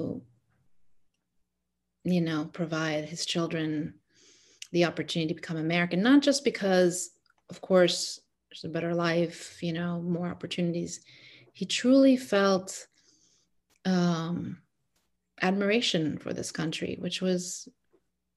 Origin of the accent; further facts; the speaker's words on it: Egypt; English is a second language; now in United States; I'm from Egypt. So mm-hmm. I grew up in Egypt.